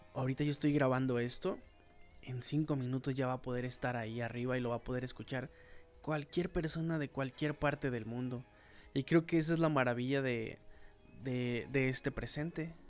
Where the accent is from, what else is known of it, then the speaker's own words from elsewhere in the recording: Mexico; como mexicano